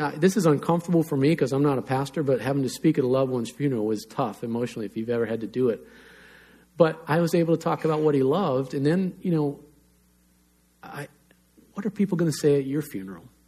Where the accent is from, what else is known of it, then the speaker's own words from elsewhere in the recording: North Carolina, United States; I grew up in North Carolina